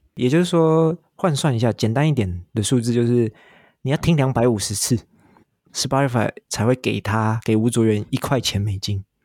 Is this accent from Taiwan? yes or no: yes; Taiwan; 像我台湾人